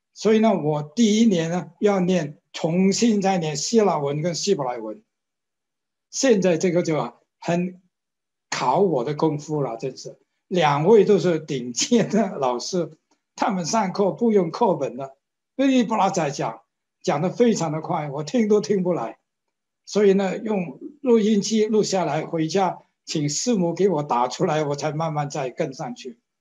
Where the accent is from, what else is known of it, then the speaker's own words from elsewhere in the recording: China; moved away; also born or lived in Hong Kong; 我为什么我是中国人